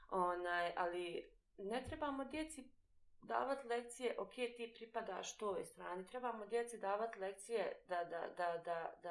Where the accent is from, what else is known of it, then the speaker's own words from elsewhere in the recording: Bosnia & Herzegovina; edukacija kod nas u Bosni i Hercegovini te uči da pripadaš negdje.